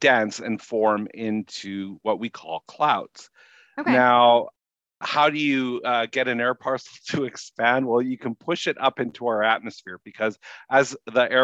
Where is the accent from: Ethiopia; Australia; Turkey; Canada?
Canada; Winnipeg, Manitoba; also born or lived in Louisiana; now in Minneapolis–St. Paul, United States; I grew up in Winnipeg